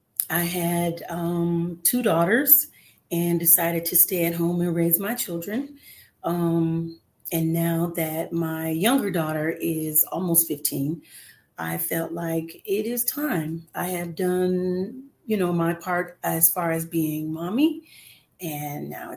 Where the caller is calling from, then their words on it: Los Angeles, California, United States; I am calling in from Los Angeles, California today.